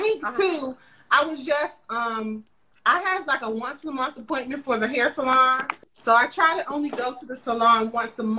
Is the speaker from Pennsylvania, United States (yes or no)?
no; Forestville, Maryland, United States; also born or lived in Hampton, Virginia; I'm from this area. I'm from Forestville, Maryland. I went to Forestville High School